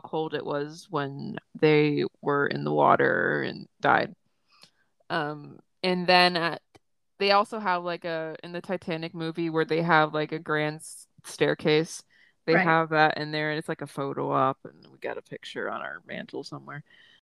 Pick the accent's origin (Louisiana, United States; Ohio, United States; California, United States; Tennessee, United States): Tennessee, United States; I've born and raised in Tennessee, but I'm the only one, except for like my brother, that has spent their entire life here